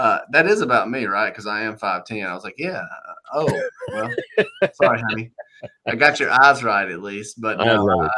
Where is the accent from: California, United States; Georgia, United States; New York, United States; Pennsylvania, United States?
Georgia, United States; Monroe; moved away as an adult; now in Nashville, United States; I moved from Monroe, Georgia.